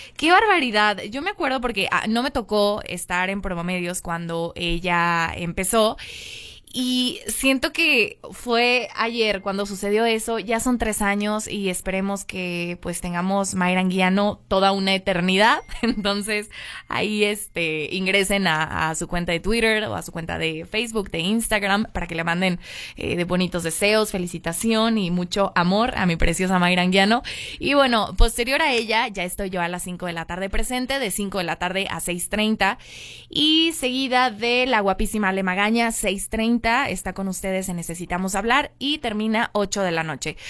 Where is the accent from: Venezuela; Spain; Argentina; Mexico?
Mexico; nosotros como mexicanos